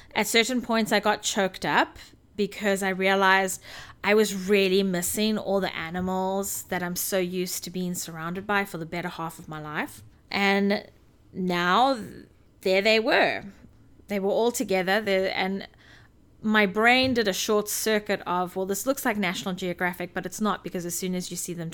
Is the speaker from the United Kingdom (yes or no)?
no; South Africa; moved away; while I was growing up in South Africa